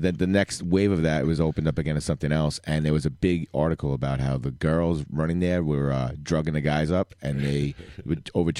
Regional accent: New York City, New York, United States; I am from College Point, born and bred, and still honest, living there.

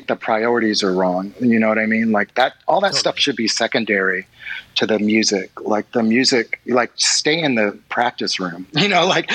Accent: Kentucky, United States; moved away as an adult; also born or lived in California; now in Los Angeles, United States; I was raised in Kentucky and stuff, and, like, I've been living for the past 5 years in California

